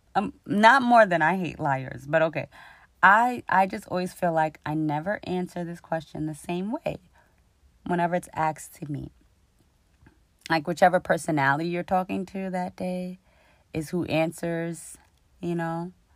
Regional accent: New York City, New York, United States; I grew up in Queens, New York, the jungle

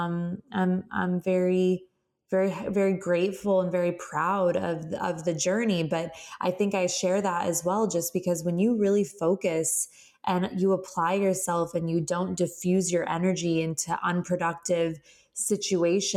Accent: Phoenix, Arizona, United States; moved away as an adult; now in Southern California, United States; I'm born and raised in Phoenix, Arizona. I've lived in Southern California since I was about 18 years old

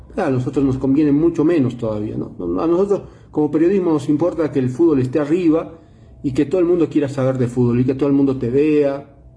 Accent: Bolivia

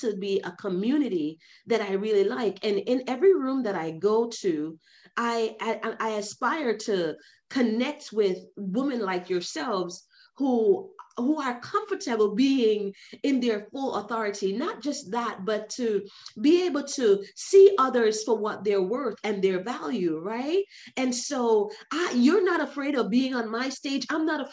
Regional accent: New York, United States; I am from New York, New York

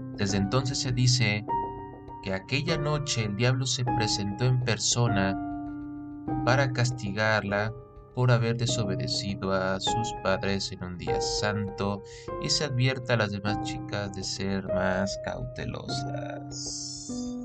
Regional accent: Mexico; Que nos caracteriza como mexicanos, que son las leyendas

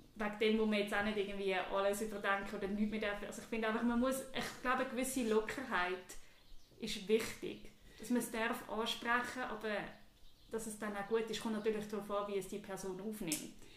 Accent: Switzerland; now in New York, United States; ich bin eine Frau, ich bin jüdisch, ich bin weiß, ich bin Schweizerin

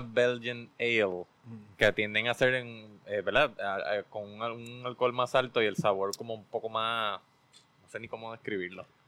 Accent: San Juan, Puerto Rico; yo me crié en Río Piedras, en Cupey específicamente

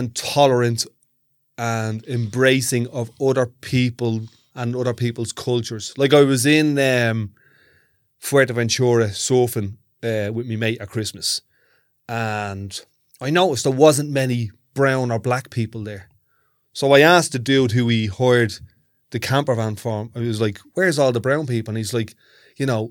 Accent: Ireland; I'm Irish

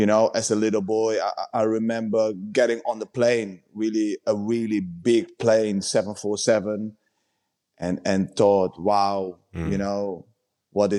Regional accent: Netherlands; also born or lived in Suriname; I was five when we emigrated from Suriname to the Netherlands

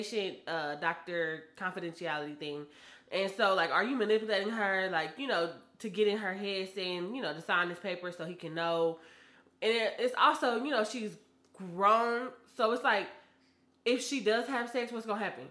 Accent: Kansas City, Kansas, United States; I'm from Kansas City, Kansas

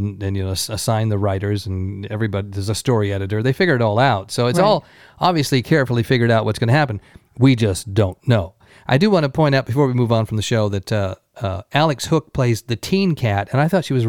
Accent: Scotland, United Kingdom; moved away; I was born in Scotland.

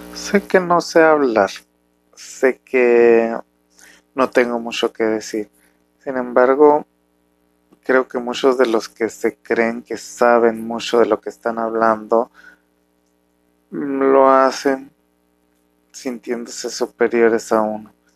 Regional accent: Mexico; un mexicano, eh, con familia muy tradicional

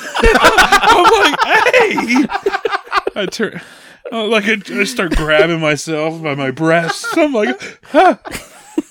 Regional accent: Winfield, Kansas, United States; right outside of Winfield, you know, Cali County

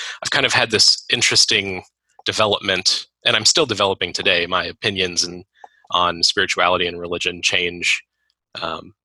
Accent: Gary, Indiana, United States; Gary, Indiana. Where I was raised

